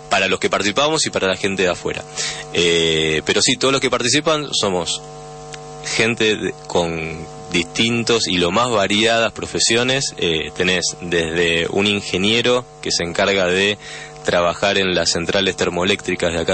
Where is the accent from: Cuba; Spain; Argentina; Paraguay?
Argentina; tenemos también un, un mando británico somos todos argentinos